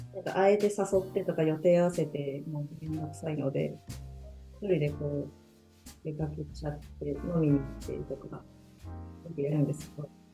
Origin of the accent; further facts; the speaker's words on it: Nagano, Japan; now in Nagoya, Japan; 地元の長野